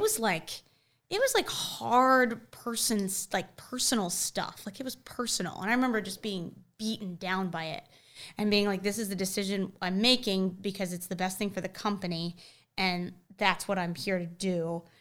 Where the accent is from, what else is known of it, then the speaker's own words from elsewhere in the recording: Charlotte, North Carolina, United States; growing up in Charlotte and having our foothold in Charlotte